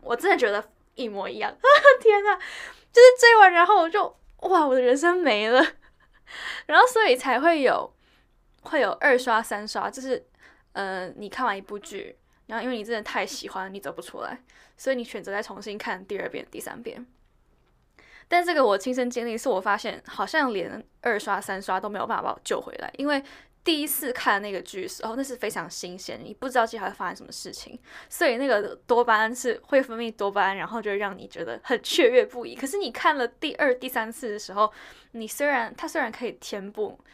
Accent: Taiwan; 因为我从小在台湾长大

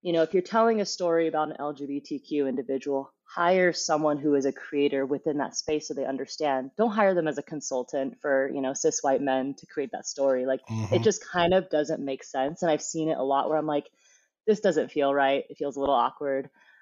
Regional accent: Fremont, California, United States; growing up in Fremont, there wasn't too much, like you would say, like wilderness

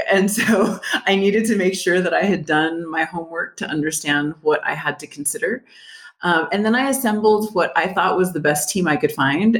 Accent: El Paso, Texas, United States; also born or lived in Dallas; I am from El Paso. I moved back a few years later

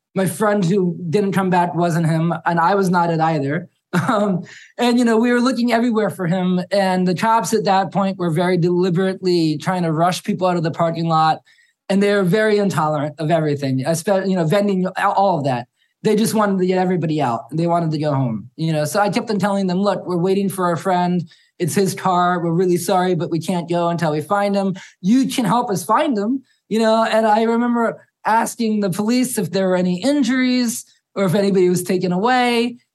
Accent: Harrisburg, Pennsylvania, United States; I grew up in Harrisburg, which is about 20 minutes from the venue.

